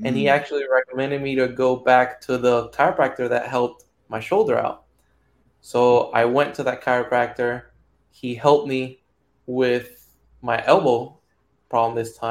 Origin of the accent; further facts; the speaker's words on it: Puerto Rico; moved away; I'm from Puerto Rico, and baseball back home, it's like religion